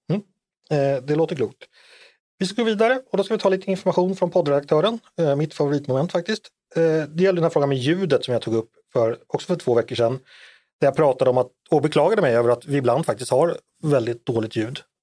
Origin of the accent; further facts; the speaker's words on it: Danderyd, Stockholm County, Sweden; Jag föddes ju tyvärr på Danderyds sjukhus och inte på Sahlgrenska